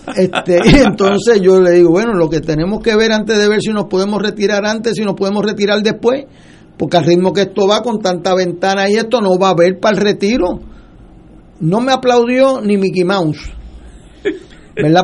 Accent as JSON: {"language": "Spanish", "country": "Puerto Rico", "said": "sentido de gobierno propio nuestro como puertorriqueño"}